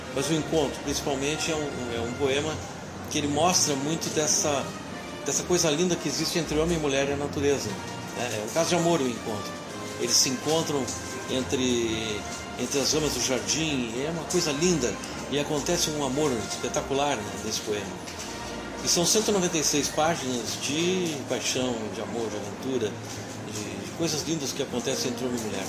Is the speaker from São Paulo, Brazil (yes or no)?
no; Rio Grande, Rio Grande do Sul, Brazil; sou de Rio Grande